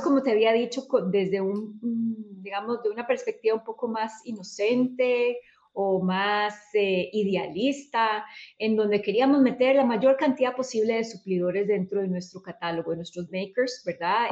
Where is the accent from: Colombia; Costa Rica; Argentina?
Costa Rica; soy de Costa Rica